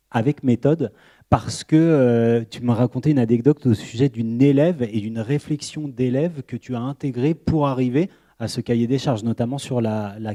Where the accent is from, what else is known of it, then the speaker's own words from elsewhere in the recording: Poitiers, Nouvelle-Aquitaine, France; je viens de Poitiers